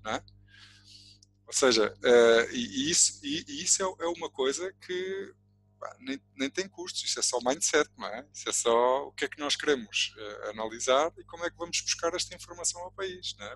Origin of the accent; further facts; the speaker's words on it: Portugal; todos nós, enquanto portugueses